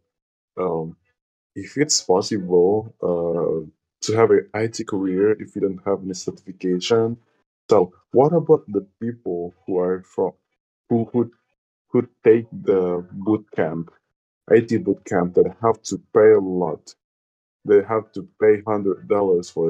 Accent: Indonesia; English is a second language; I'm from Indonesia

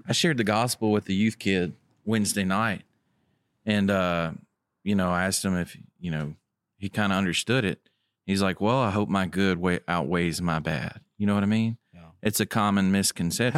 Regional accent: Tipton County, Tennessee, United States; I'm from Tipton County

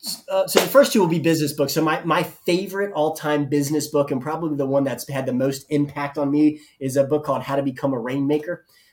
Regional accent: the South, United States; I'm from the South. And so we have a particular understanding and idea of what barbecue is.

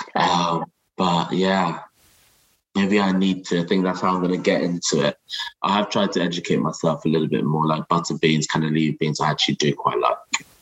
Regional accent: Nigeria; moved away; I'm originally from Nigeria

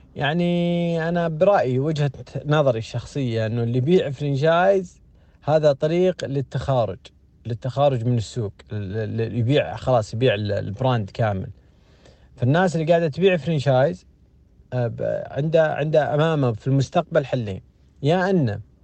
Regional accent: Saudi Arabia; عندنا في السعودية

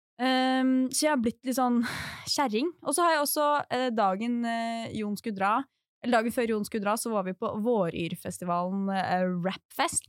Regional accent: Drammen, Buskerud, Norway; moved away; jeg er fra Drammen.

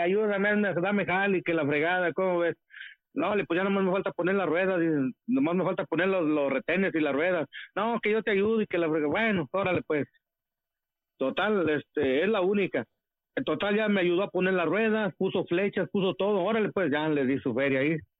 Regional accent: Monterrey, Nuevo León, Mexico; moved away; also born or lived in Los Angeles, United States; soy el regio

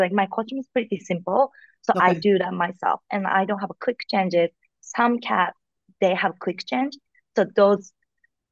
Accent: Fukuoka, Japan; English is a second language; now in New York, United States; I'm from Japan, like so my family is like everybody in Japan

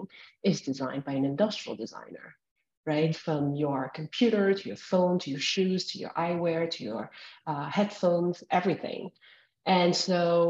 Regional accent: outside of Paris, Île-de-France, France; as a teenager growing up outside of Paris

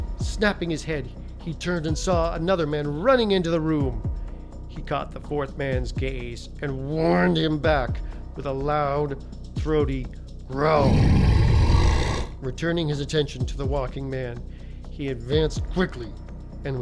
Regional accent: Canada; moved away; I was born in Canada, moved here a little over 20 years ago

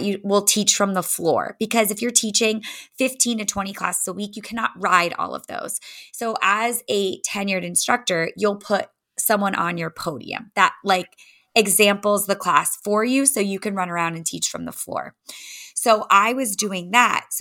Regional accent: Rhode Island, United States; moved away as an adult; also born or lived in Nashville, Tennessee / Los Angeles, California; now in Boston, United States; I grew up in Rhode Island.

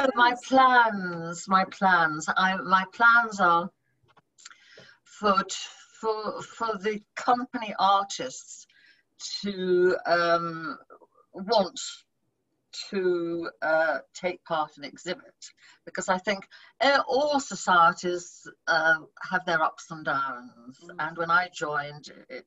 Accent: Bristol, South West England, United Kingdom; also born or lived in London; I'm the only one that was born in London. And I was at two, and we moved to Bristol, where I was brought up

